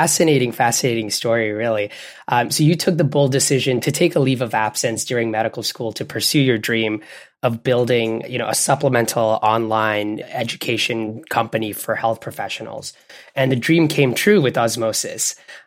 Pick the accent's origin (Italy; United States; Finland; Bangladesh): Bangladesh; also born or lived in Canada; I grew up in Bangladesh and Canada. And we've brought little parts of ourselves from all those different areas to where we are.